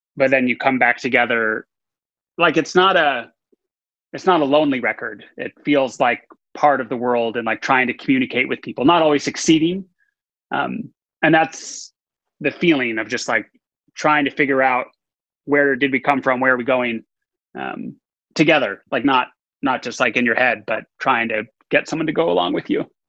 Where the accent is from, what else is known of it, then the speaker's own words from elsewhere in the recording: Texas, United States; I was born, I grew up in Texas